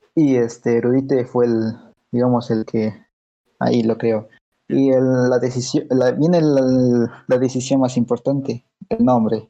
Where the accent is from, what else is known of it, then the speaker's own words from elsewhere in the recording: Mexico; Estamos de México